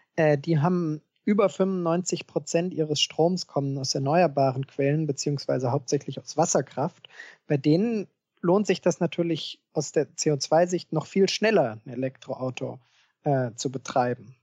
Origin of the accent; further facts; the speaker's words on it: Germany; bei uns in Deutschland